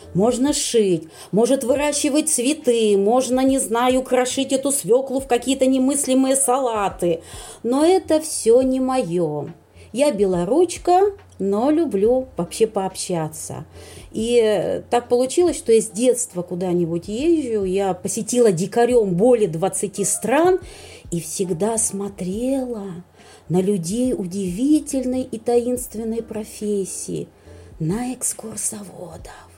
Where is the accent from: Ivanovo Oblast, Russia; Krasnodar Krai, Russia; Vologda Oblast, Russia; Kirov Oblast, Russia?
Vologda Oblast, Russia; Vologda; я из Вологды